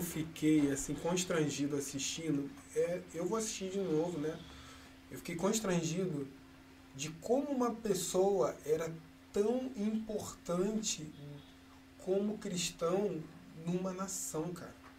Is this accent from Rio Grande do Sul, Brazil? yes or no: no; Rio de Janeiro, Brazil; eu cresci assim na Mangueira